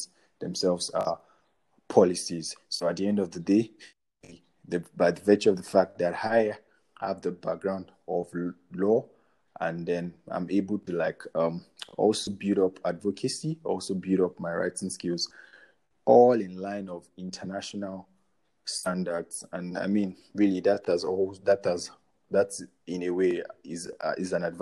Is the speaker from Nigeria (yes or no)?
yes; Nigeria; I am a Nigerian.